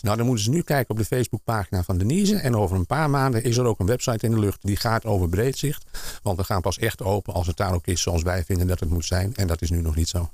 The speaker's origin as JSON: {"language": "Dutch", "town": "Amsterdam", "region": "North Holland", "country": "Netherlands", "tie": "born or raised there", "also_born_or_lived": "Almere / Flevoland", "moved": "yes", "lives_now": "Hoofddorp, Netherlands", "said": "ik ben geboren in Amsterdam"}